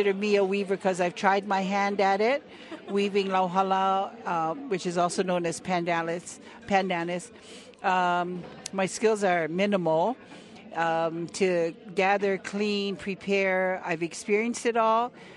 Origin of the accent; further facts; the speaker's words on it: Oahu, Hawaiian Islands, United States; I'm from Hawaiian Islands, and specifically from Oahu